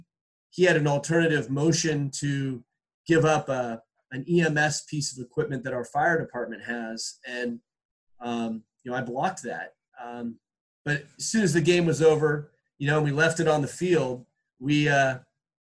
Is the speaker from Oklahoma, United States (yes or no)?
no; Cupertino, California, United States; moved away as an adult; also born or lived in Salinas, Monterey County; now in Monterey County, United States; I grew up in Cupertino